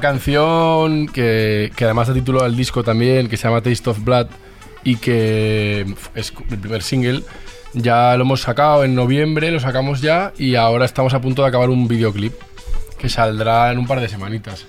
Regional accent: Zaragoza, Aragon, Spain; moved away as an adult; now in Madrid, Spain; somos todos de Zaragoza y Luego volví a Zaragoza y ahora otra vez aquí

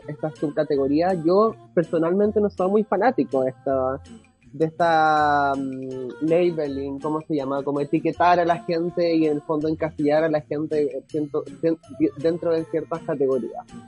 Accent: Chile; now in Berlin, Germany; cuando yo me fui de Chile

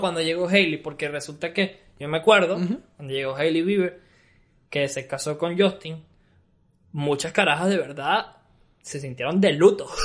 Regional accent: Venezuela; Yo sí me siento orgulloso de ser venezolano

